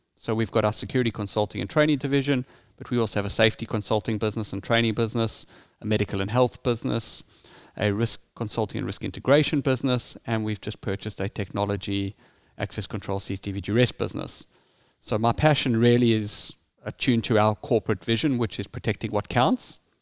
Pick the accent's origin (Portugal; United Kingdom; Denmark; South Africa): South Africa; as you can hear from my accent, I grew up in South Africa.